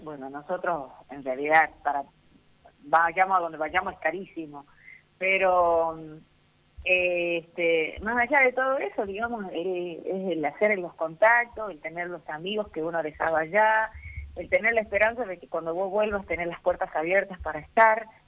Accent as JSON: {"language": "Spanish", "town": "Rosario de la Frontera", "region": "Salta", "country": "Argentina", "tie": "born or raised there", "said": "acá, en, Rosario de la Frontera, en mi pueblo, y ahí, me bautizaron, digamos, a temprana edad"}